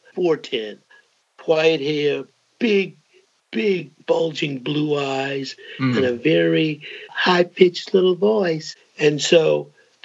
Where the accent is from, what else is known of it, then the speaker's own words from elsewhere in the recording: Greenville, South Carolina, United States; moved away as an adult; I grew up in South Carolina, Greenville, South Carolina, and of course, in a very rigidly segregated era